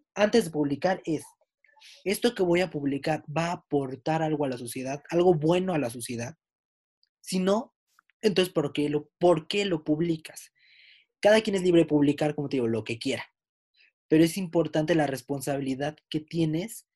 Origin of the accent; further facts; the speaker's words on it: Mexico; somos mexicanos.